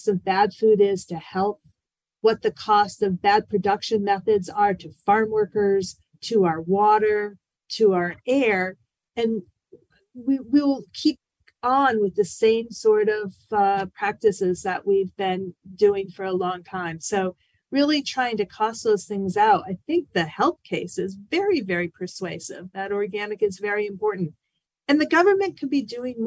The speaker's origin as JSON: {"language": "English", "region": "East Coast", "country": "United States", "also_born_or_lived": "Washington, D.C.", "moved": "yes", "said": "I'm originally from the East Coast. I spent a lot of years in Washington, D.C."}